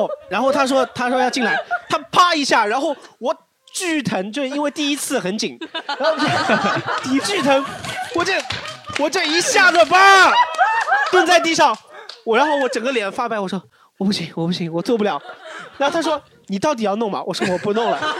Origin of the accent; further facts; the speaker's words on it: Jiangsu, China; 原来他是扬州人，我们苏北人。